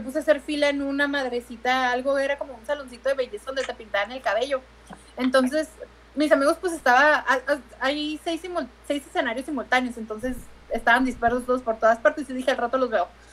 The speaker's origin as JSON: {"language": "Spanish", "town": "Tijuana", "region": "Baja California", "country": "Mexico", "said": "yo juraba que no teníamos acento en Tijuana."}